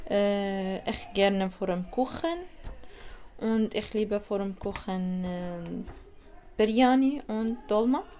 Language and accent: German; Iraq; German is a second language; now in Switzerland; Mhm. Ich komme aus dem Irak und äh, ich lebe vor, ich spreche Arabisch und ein bisschen Deutsch.